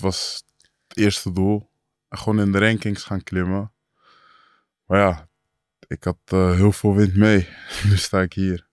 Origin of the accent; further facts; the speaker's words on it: Amersfoort, Utrecht, Netherlands; ik kom uit Amersfoort